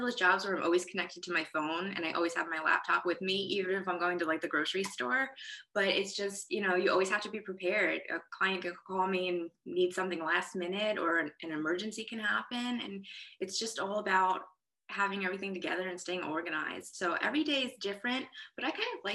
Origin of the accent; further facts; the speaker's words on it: New York, United States; moved away as an adult; now in Nashville, United States; I'm originally from New York, born and raised